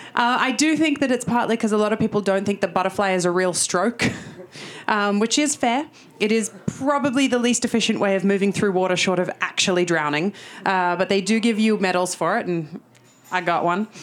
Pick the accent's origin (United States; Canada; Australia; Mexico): Australia; Sydney, New South Wales; moved away as an adult; now in London, United Kingdom; I'm from Sydney, so 15 months in London